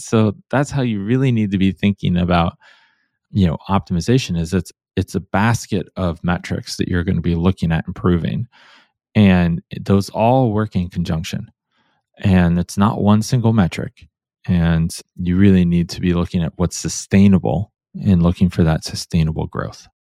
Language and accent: English; Cleveland, Ohio, United States; now in Portland, United States; I grew up in Cleveland, Ohio